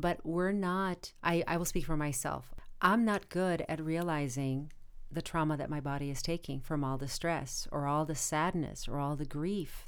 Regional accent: Arizona, United States; now in Los Angeles, United States; I am originally from Arizona, and just about everybody else in my family lives in Arizona

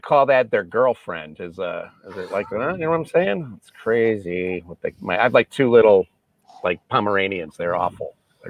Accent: Cleveland, Ohio, United States; I'm from Cleveland

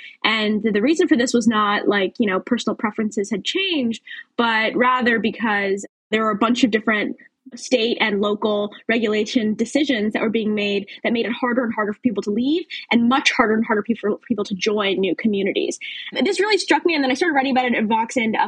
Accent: outside D.C., Maryland, United States; now in Washington, D.C., United States; I actually grew up outside D.C. in Maryland, and now I live in D.C., so didn't move too far there.

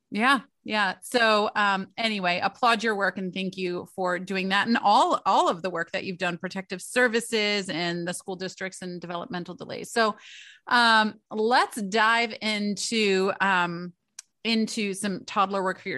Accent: Michigan, United States; now in East Coast, United States; I am from Michigan, so, uh, my entire family's in Michigan. I live over on the East Coast now

